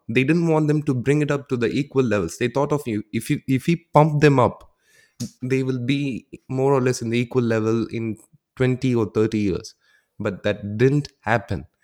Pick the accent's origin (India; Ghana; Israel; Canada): India; South India; moved away as an adult; now in Netherlands; our language is called as the Tamil language and I'm from the South.